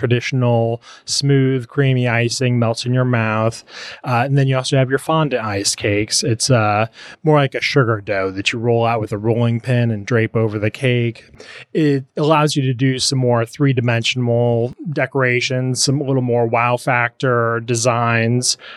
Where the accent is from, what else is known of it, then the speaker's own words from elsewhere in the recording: Indiana, United States; moved away as an adult; now in Lexington, United States; we settled in Lexington, Kentucky, because I'm from Indiana